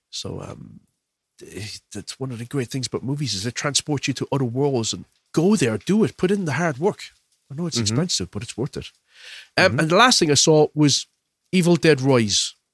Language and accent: English; Ireland; I am Irish, like, Will.